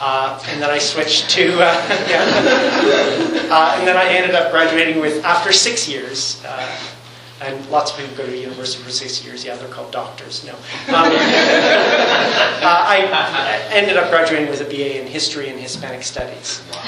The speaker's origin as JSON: {"language": "English", "region": "Newfoundland and Labrador", "country": "Canada", "tie": "born there", "said": "I am a Newfoundlander. I was born in Newfoundland, but two American parents. So I'm actually the only natural-born Canadian in my family."}